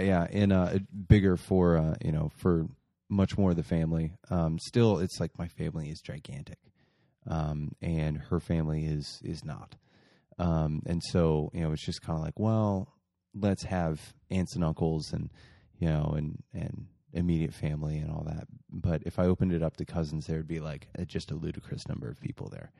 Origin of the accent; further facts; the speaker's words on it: Muncie, Indiana, United States; moved away; my hometown, Muncie